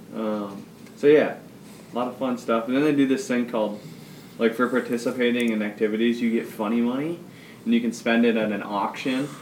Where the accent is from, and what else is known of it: Iowa, United States